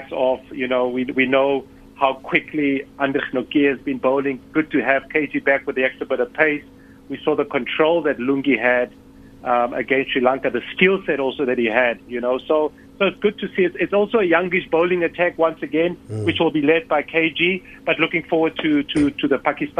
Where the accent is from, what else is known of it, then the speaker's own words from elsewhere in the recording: South Africa; as a South African team